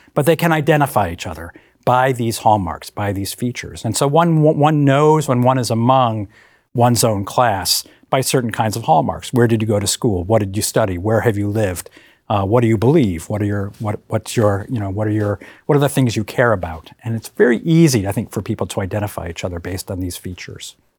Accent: Hartford, Connecticut, United States; moved away; I grew up in Hartford, Connecticut

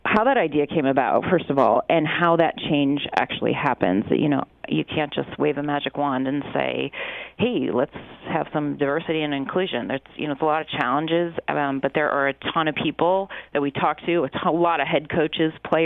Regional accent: Chicago, Illinois, United States; I grew up in Chicago

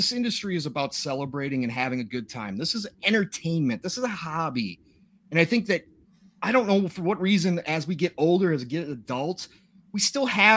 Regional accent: Minnesota, United States; I'm from Minnesota

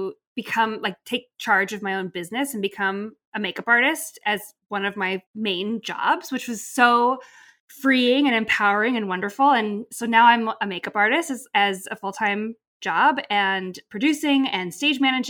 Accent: Montana, United States; moved away as an adult; I'm from Montana. And I've been in the city for about 6 years

